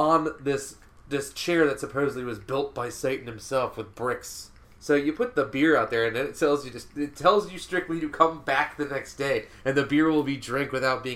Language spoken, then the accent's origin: English; Florida, United States; growing up in Florida